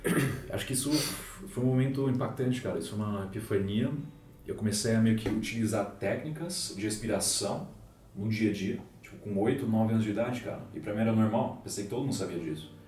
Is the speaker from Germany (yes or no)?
yes; Germany; first language Portuguese; now in Brazil; nasci aqui no Brasil, daí com seis anos, os meus pais me pegaram e a gente foi para a Alemanha